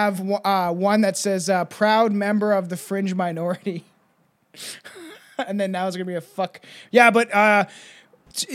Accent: New Jersey, United States; What's going on, everybody? I'm from Jersey.

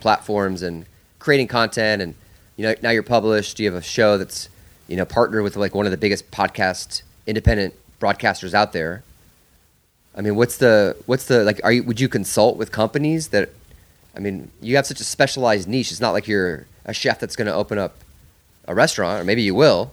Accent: Iowa, United States; moved away; I grew up in Iowa for fifteen years

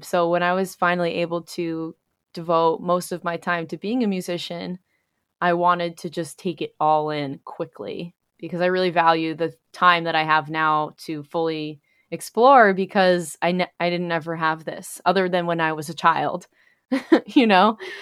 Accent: New York, United States; moved away as an adult; now in Pennsylvania, United States; I'm originally from New York and spent most of my time there, and then recently have relocated to Pennsylvania.

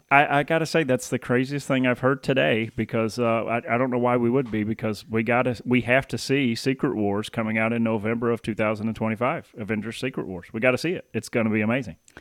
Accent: the South, United States; moved away; I'm, I'm born and raised in the South, and I'll, I mean, you can take me out of the South, but you can't take the South out of me.

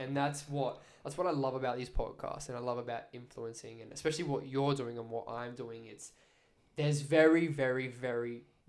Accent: Brisbane, Queensland, Australia; Growing up in Brisbane

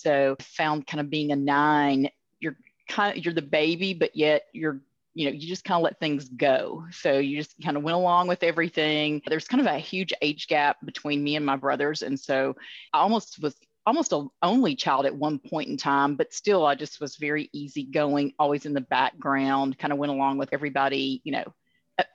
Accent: Nashville, Tennessee, United States; I'm from Nashville.

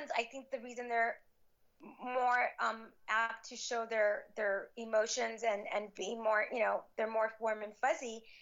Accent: Cuba; now in United States; I was born in Cuba. We came to the U.S. in 1970.

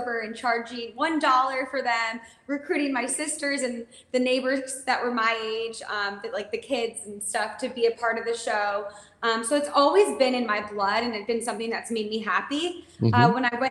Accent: Midwest, United States; Yes, so I'm an independent country music singer, songwriter, artist, and I'm born and raised in the Midwest.

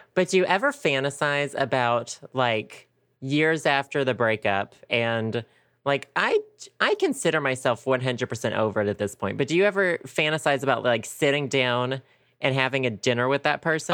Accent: Arkansas, United States; also born or lived in Conway, Arkansas; I went to my hometown today for the first time in like two years

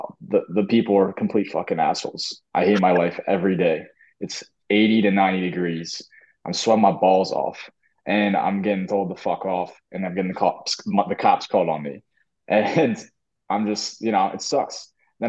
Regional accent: Medford, New Jersey, United States; moved away as an adult; also born or lived in Richmond, Virginia; now in Tampa, United States; I'm from Medford, New Jersey. It's a very small town outside of Philly, and I probably had like four black kids in my class growing up, like in high school, and my parents moved to Richmond, Virginia, in the city.

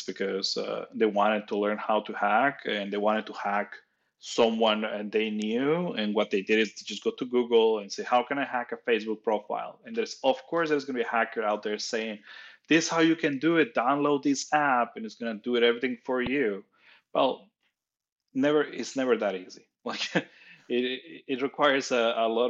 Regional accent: Nuevo Laredo, Tamaulipas, Mexico; English is a second language; moved away as an adult; I'm Mexican. I was born in Mexico in a very small town called Laredo. Nuevo Laredo in the Mexico side.

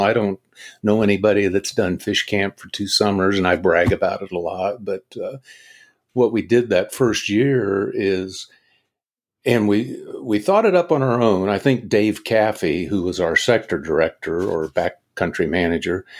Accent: Atchison, Kansas, United States; little old Atchison, Kansas, which is, was my hometown

